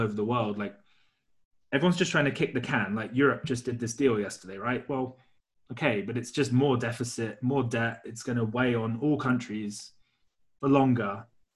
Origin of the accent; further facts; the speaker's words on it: United Kingdom; I'm not American, I'm not Chinese, I'm British